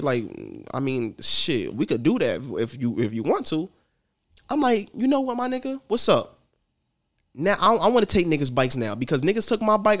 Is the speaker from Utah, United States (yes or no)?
no; New York City, New York, United States; I'm from New York